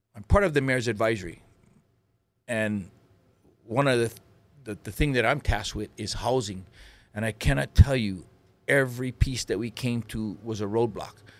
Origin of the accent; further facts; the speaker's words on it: Lahaina, Hawaii, United States; also born or lived in Oahu; I grew up in, um, Lahaina, Maui